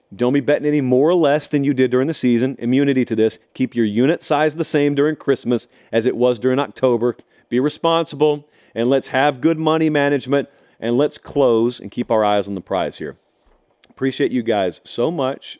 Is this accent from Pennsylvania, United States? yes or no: no; Georgia, United States; moved away; I didn't grow up here. I grew up down in Georgia